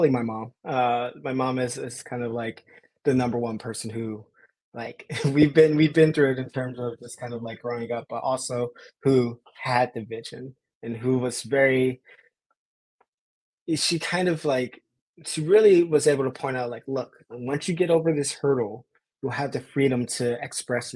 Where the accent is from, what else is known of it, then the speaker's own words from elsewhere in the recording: Los Angeles, California, United States; being born and raised in South